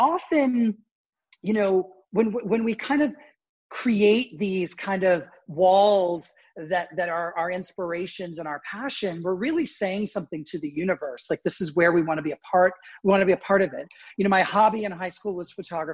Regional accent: Toronto, Ontario, Canada; moved away as an adult; also born or lived in Springfield, Illinois / New York; now in Connecticut, United States; I was actually born in the States, but I grew up in Toronto

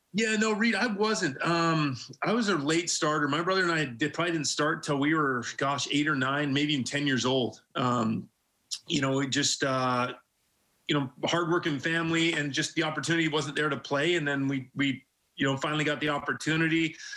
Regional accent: Vancouver Island, British Columbia, Canada; also born or lived in Edmonton, Alberta, Canada; I was very young when my parents, uh, you know, started here, moved out to Vancouver Island

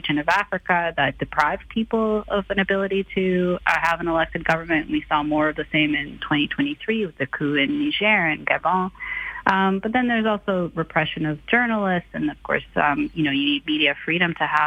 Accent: Canada; now in United States; I'm actually Canadian

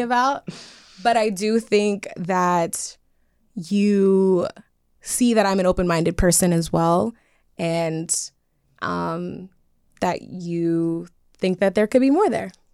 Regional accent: New York City, New York, United States; moved away as an adult; now in Los Angeles, United States; I'm originally from Brooklyn, New York

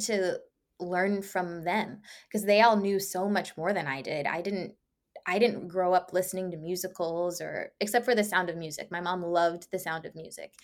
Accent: around D.C., Maryland, United States; now in Los Angeles, United States; I was born and raised in Maryland, around, uh, around D C, so I'm used to crisp falls and snow

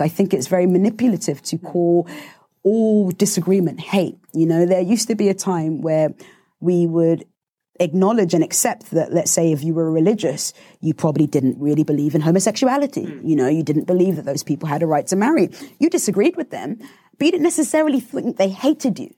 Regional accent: Southampton, South East England, United Kingdom; I grew up in Southampton

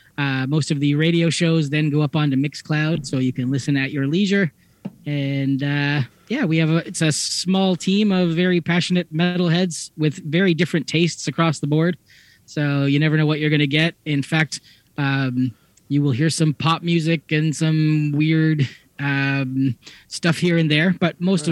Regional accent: Hamilton, Ontario, Canada; I grew up just outside of Hamilton

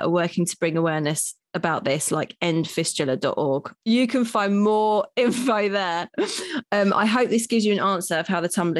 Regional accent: New York City, New York, United States; So I'm a paediatrician from New York City

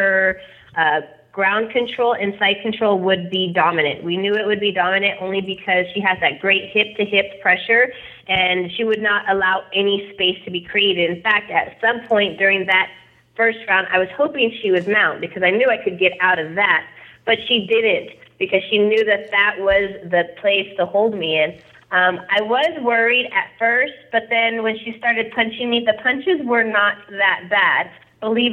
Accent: Porterville, California, United States; now in Visalia, United States; I'm from, I was raised in Porterville, but I live in Visalia right now

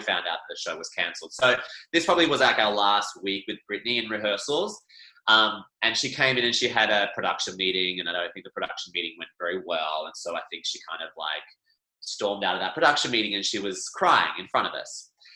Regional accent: Scotland, United Kingdom; we used to do Highland dancing as a family because we are Scottish

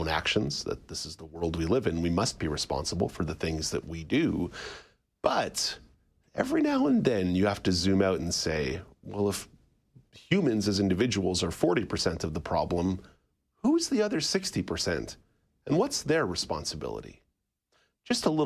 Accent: Montreal, Quebec, Canada; also born or lived in Ottawa; now in Toronto, Canada; I grew up in Montreal

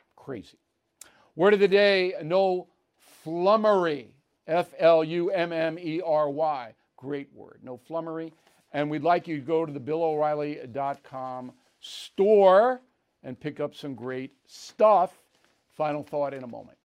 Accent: New York, United States; my home state of New York

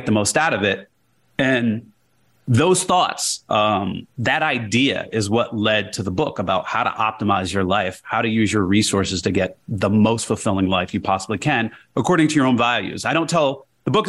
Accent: Jersey City, New Jersey, United States; moved away as an adult; also born or lived in Iowa / New York / Houston, Texas; I grew up in Jersey City, New Jersey.

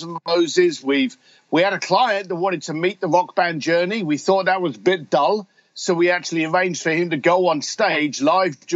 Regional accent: London, United Kingdom; I'm a bricklayer from London, whiskey drinking biker

